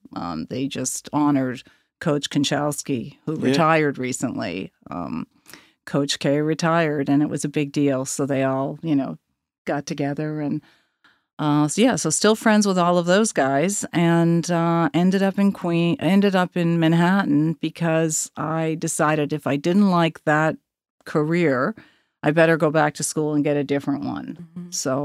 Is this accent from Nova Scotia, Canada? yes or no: yes; Sydney River, Nova Scotia, Canada; I grew up in Sydney River